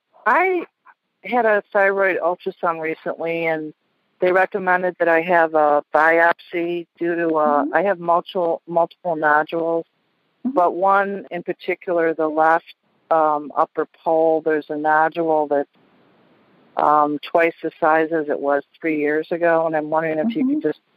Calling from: San Luis Obispo, California, United States; San Luis Obispo, California.

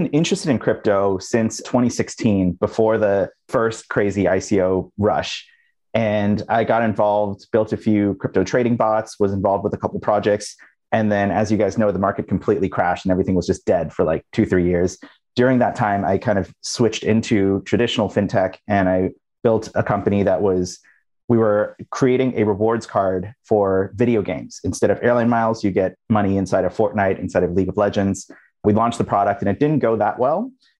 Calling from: San Francisco, California, United States; I'm in San Francisco.

